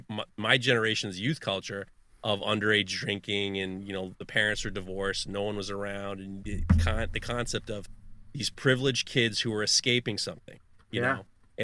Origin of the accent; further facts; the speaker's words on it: Manhattan, New York, United States; When I grew up in Upper East Side, Manhattan, and when my parents divorced, my mother was kind of not around, my dad was not around. So I grew up in the 90s in Manhattan